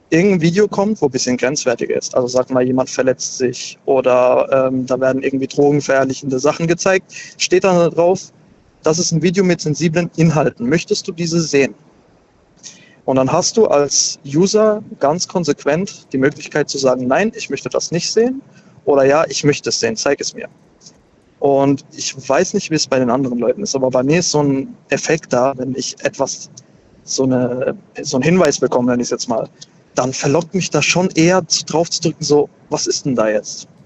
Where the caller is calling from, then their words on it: Karlsruhe, Baden-Württemberg, Germany; Hi. Grüß dich, woher bist du? Hi, ich bin aus Karlsruhe.